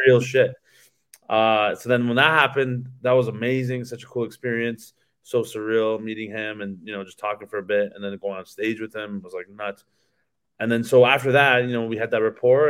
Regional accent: Canada; in my hometown

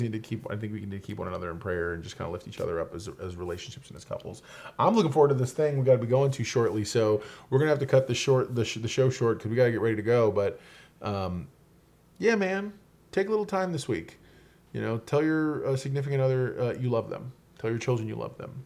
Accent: New York, United States; moved away; also born or lived in Florida; When I was growing up in New York and then later in Florida, we had three generations under the roof

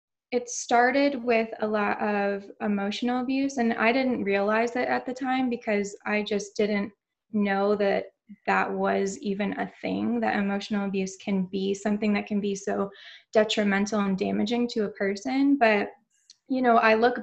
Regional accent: New York, United States; moved away as an adult; now in Orlando, United States; So I'm originally from New York

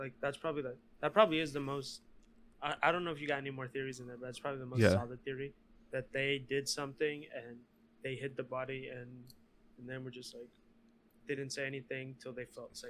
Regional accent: California, United States; I was raised in Cali

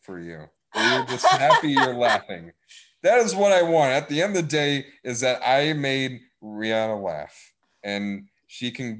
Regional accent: Wisconsin, United States; accent: northernness; I'm from Wisconsin. Hey, I got the northernness in me

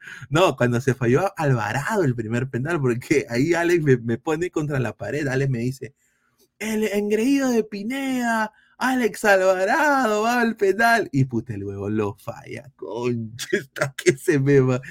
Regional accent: Peru; yo como peruano, yo como periodista internacional

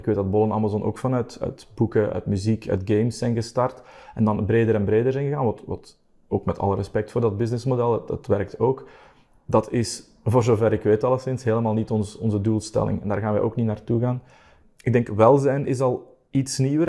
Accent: Belgium

